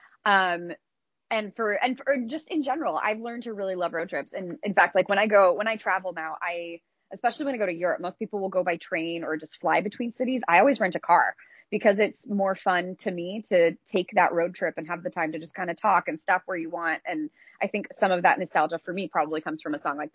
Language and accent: English; Iowa, United States; moved away; also born or lived in Utah; I grew up in Iowa, but my parents grew up in Utah